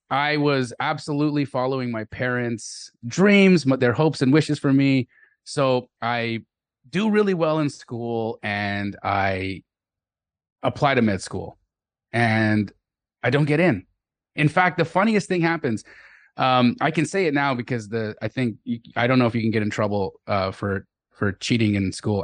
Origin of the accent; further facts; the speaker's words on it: Calgary, Alberta, Canada; also born or lived in Los Angeles; I was born in Los Angeles, but I grew up in Calgary, Alberta, Canada